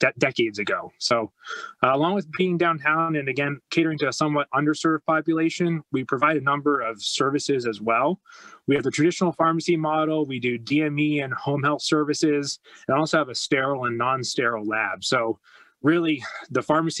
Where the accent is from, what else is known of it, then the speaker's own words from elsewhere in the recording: Chambersburg, Pennsylvania, United States; moved away as an adult; also born or lived in Missouri; we moved back to Chambersburg, which was my hometown, in 2016